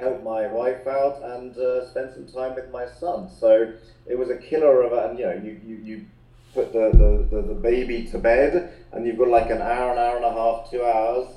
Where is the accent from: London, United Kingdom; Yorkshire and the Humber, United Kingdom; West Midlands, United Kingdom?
London, United Kingdom; we first met uh, at a very young age in playgroup in London